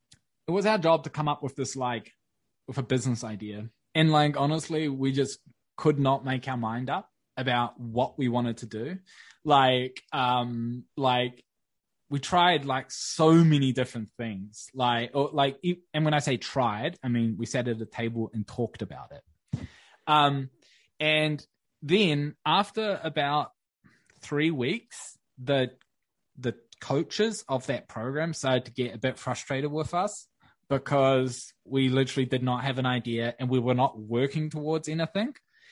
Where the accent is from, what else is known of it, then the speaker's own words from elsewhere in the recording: Wellington, New Zealand; we moved into this new fancy ass co-working space in my hometown in Wellington.